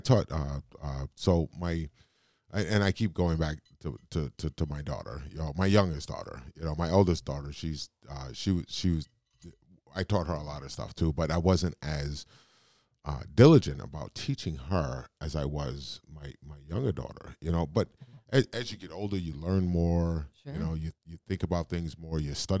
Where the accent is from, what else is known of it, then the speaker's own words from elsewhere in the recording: New York City, New York, United States; also born or lived in Richmond, California, United States; now in Northeast Wisconsin, United States; I grew up in Brooklyn, New York, and in the northern California. So the Oakland, the Bay Area, San Francisco area, California. A little town called Richmond.